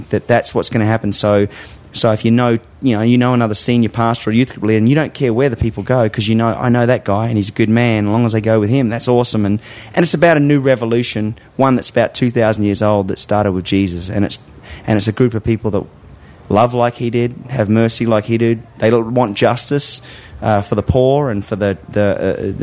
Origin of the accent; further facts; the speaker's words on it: Australia; moved away; my home country